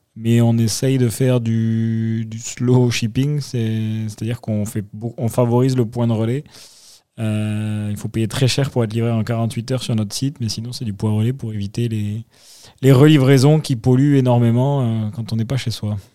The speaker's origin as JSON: {"language": "French", "town": "Toulouse", "region": "Occitania", "country": "France", "moved": "as an adult", "lives_now": "Bordeaux, France", "said": "originaire de Toulouse"}